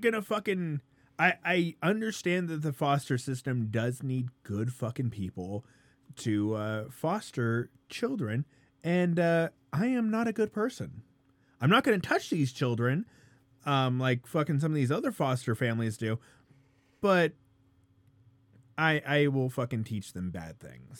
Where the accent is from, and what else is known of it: Colorado, United States